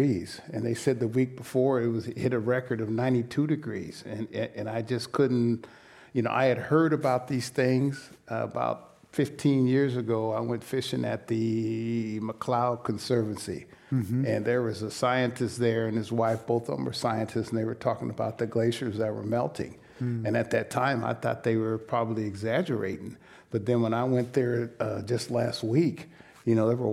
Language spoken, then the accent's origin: English; Sacramento, California, United States; I was raised on the American River in Sacramento